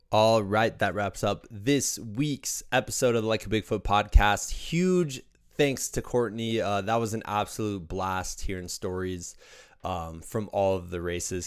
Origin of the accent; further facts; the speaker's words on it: Iowa, United States; as somebody who grew up as a Midwesterner in Iowa